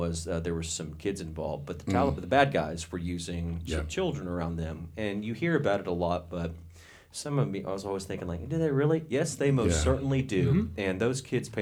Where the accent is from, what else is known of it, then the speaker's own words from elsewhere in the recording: United States; as an American